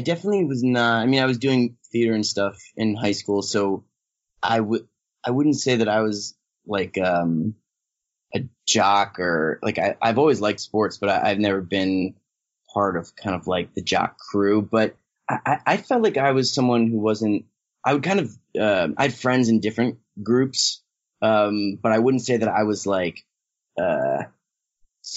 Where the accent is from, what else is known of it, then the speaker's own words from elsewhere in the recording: Cherry Hill, New Jersey, United States; moved away as an adult; now in Los Angeles, United States; I grew up in New Jersey and spent a lot of time in New York. I live in LA now